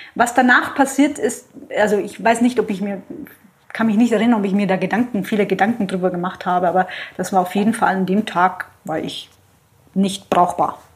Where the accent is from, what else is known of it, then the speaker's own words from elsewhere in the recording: Southern Italy, Italy; moved away; also born or lived in Switzerland; Ich komme aus Süditalien